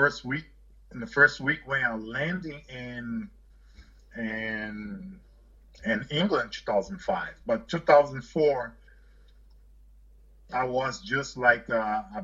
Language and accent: English; Brazil; English is a second language; moved away; I'm from Brazil